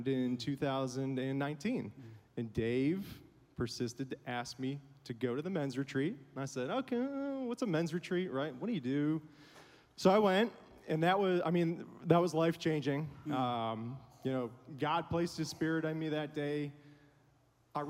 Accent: Buffalo, New York, United States; now in Nashville area, United States; Grew up in Buffalo

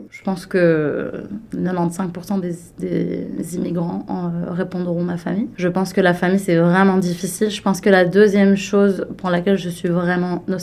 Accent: near Liège, Wallonia, Belgium; moved away as an adult; now in Toronto, Canada; J'ai 32 ans. Euh, je viens de Belgique, d'un petit village près de Liège.

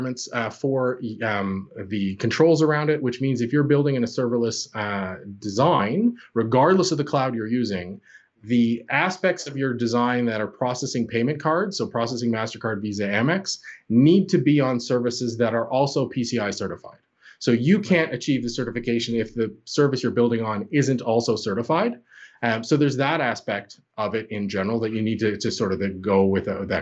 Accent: Canada; accent: Canadian; I'm Canadian by my accent

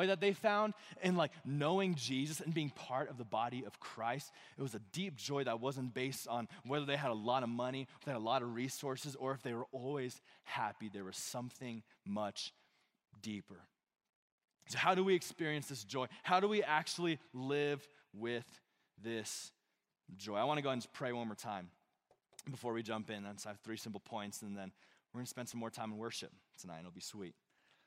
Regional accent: Monument, Colorado, United States; I grew up in this side of Colorado Springs. I grew up in Monument.

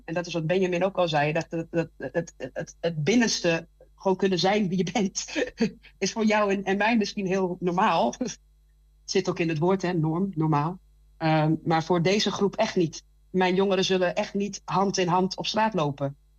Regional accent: Randstad, Netherlands; moved away as an adult; now in Twente, Netherlands; ik kom zelf uit de Radstad.

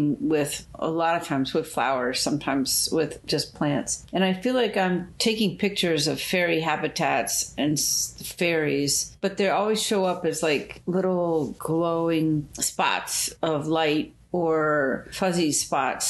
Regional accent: Erie, Pennsylvania, United States; moved away; I grew up in Erie, Pennsylvania

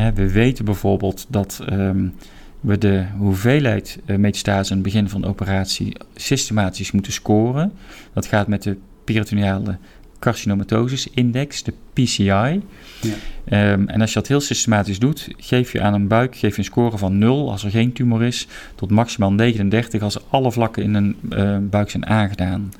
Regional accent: Roosendaal, North Brabant, Netherlands; moved away as an adult; also born or lived in Breda / Nijmegen / Seattle / Eindhoven; ik ben in 1971 ben ik geboren in Breda. Eh, maar ik ben opgegroeid in Roosendaal

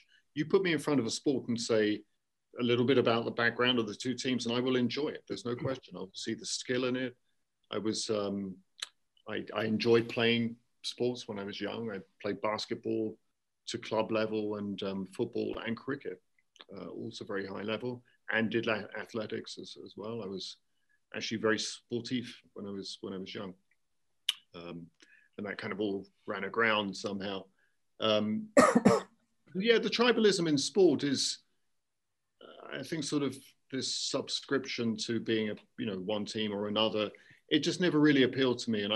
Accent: London, United Kingdom; moved away as an adult; also born or lived in Bristol / Paris / South Carolina; now in South Korea; I'm from London. I was born in London.

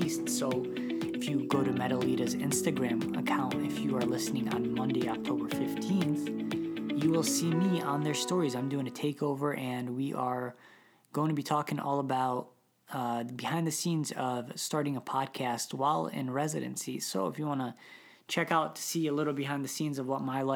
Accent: Detroit, Michigan, United States; I'm from Detroit too.

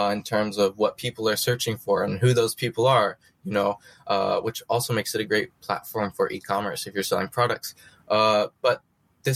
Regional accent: American Midwest, United States; now in New York, United States; I was born in the American Midwest

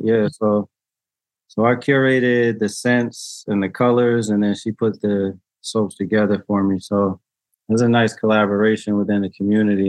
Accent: New Haven, Connecticut, United States; I grew up here in New Haven, born and raised

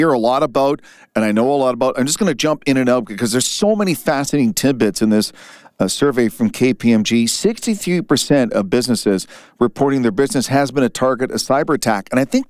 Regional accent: Canada; as a Canadian

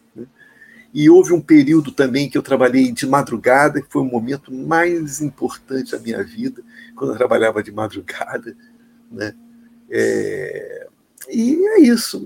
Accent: Rio de Janeiro, Brazil; Eu sou carioca

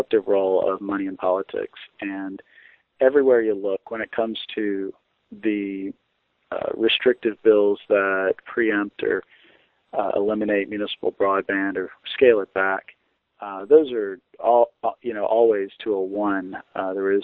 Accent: Wilson, North Carolina, United States; Wilson, North Carolina, Greenlight, a municipal broadband network, my hometown

